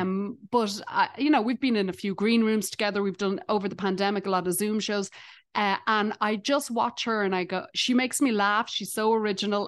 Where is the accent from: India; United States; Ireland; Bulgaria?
Ireland; accent: Irish; now in Canada; I'm Irish